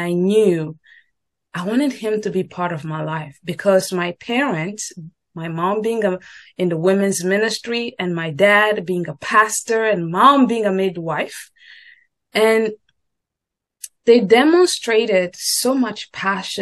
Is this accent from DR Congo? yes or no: yes; DR Congo; moved away as an adult; now in United States; I grew up and I was born raised in the Congo, Democratic Republic of Congo, Central Africa